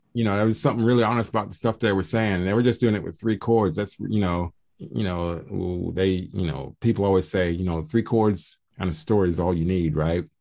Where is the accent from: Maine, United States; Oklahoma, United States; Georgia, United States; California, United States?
Georgia, United States; Atlanta; I am from Atlanta, Georgia